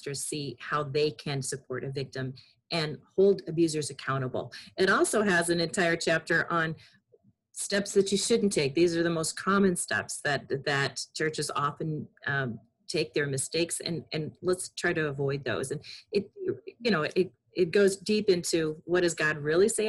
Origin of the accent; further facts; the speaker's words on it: Chicago, Illinois, United States; Growing up in Chicago